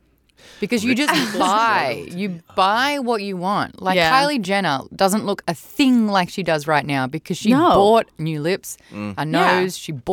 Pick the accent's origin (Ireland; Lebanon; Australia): Australia; Darwin, Northern Territory; I was born in Darwin, which is the top of the territory.